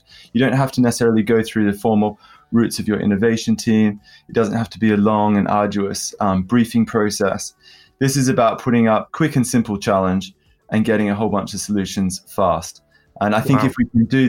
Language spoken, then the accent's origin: English; London, United Kingdom; accent: London; my London accent